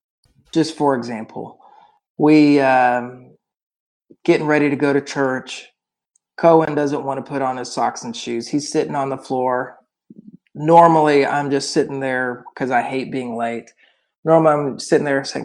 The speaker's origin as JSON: {"language": "English", "town": "Oklahoma City", "region": "Oklahoma", "country": "United States", "said": "I'm from Oklahoma City"}